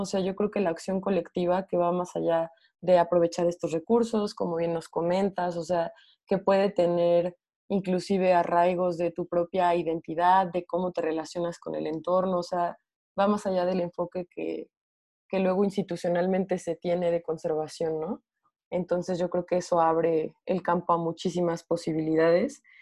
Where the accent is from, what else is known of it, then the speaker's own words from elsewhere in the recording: Morelia, Michoacán, Mexico; yo soy de Morelia, que es un valle